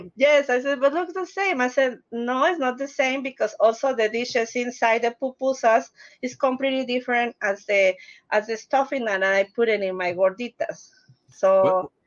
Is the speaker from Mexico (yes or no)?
yes; Mexico City, Mexico; English is a second language; moved away as an adult; now in Denver, United States; I am originally from Mexico City